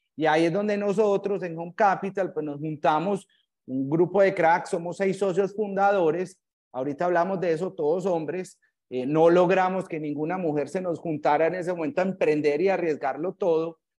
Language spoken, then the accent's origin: Spanish; Medellín, Antioquia, Colombia; also born or lived in Manchester, England; yo soy egresado del San Ignacio, el 93, colegio de hombres, pues acá en Medellín